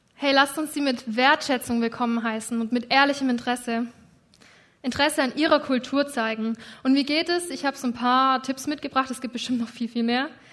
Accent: Germany; Ich bin Deutsche und ich lebe in Deutschland.

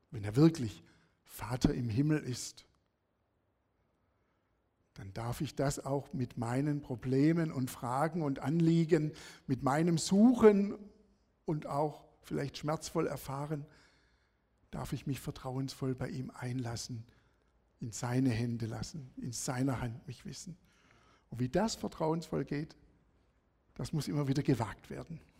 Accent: Sersheim, Baden-Württemberg, Germany; Bin aufgewachsen in Sersheim, das ist bei Feingen-Enz, Bietigheim.

